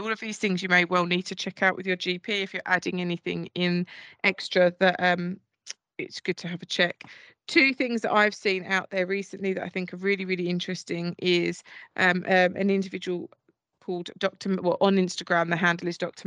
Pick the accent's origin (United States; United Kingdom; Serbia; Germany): United Kingdom; Essex, East of England; I'm from Essex